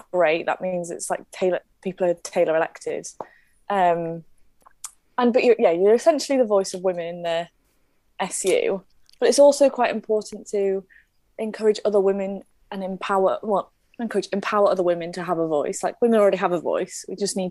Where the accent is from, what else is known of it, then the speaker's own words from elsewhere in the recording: Leeds, Yorkshire and the Humber, United Kingdom; moved away as an adult; now in Belfast, United Kingdom; I originally come from Leeds, which is a bit different.